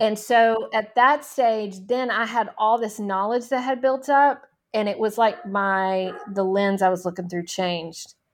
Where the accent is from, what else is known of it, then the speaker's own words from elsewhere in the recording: Nashville, Tennessee, United States; I grew up in Nashville, Tennessee